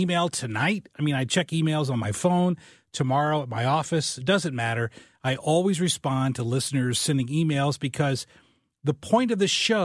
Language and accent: English; a very small town in southern Illinois, United States; moved away; I'm from a very small town in southern Illinois